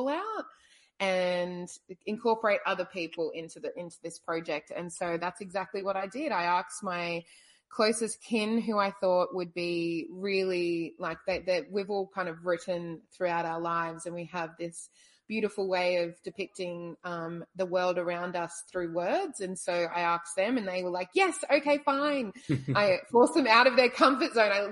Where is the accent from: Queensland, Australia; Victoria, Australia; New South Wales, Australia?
Queensland, Australia; Brisbane; now in Hobart, Australia; I'm Australian. I was born in Brisbane but have traveled a lot